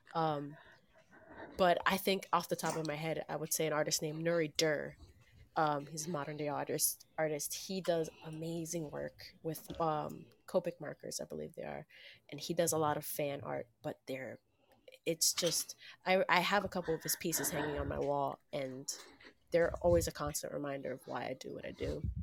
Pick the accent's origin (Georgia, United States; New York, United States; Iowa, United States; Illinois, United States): New York, United States; New York City; now in Long Island, United States; I was born in the Bronx. I live in Long Island now